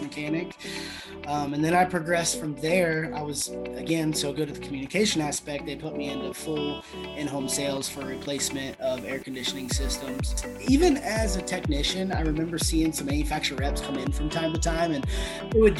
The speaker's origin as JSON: {"language": "English", "region": "Ohio", "country": "United States", "tie": "born or raised there", "also_born_or_lived": "Jacksonville, Florida", "moved": "as an adult", "said": "I come from Ohio. You know, I grew up in Ohio"}